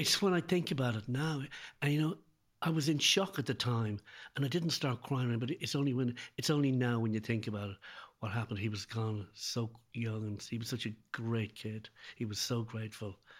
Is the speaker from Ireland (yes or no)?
yes; Ireland; now in Dublin, Ireland; being Irish and living, and living in Dublin